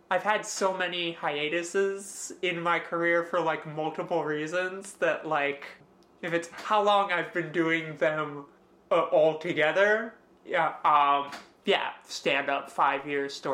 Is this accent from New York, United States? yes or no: no; Edison, New Jersey, United States; I was born in Central Jersey, and I still live in Central Jersey.